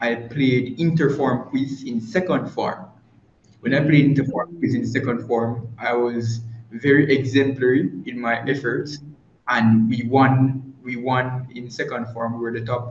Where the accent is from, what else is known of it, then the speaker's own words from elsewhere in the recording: Ewarton, Saint Catherine, Jamaica; I'm from Yurton. I'm from Yurton in St. Catherine. It's a little town near